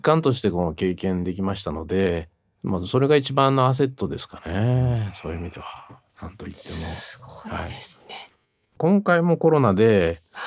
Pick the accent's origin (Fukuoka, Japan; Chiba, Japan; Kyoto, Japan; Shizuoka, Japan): Kyoto, Japan; accent: Kansai-ben; moved away as an adult; 私ずっと京都で育ったんですね。